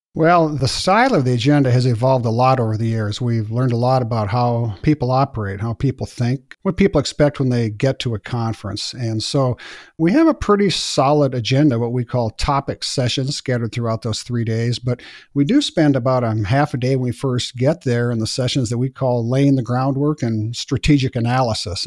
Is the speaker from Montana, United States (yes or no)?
yes; Bozeman, Montana, United States; here in my hometown of Bozeman, Montana